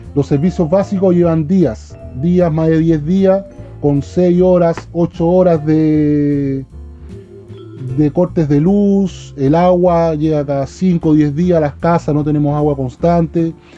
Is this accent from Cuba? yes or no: yes; Cuba; como cubanos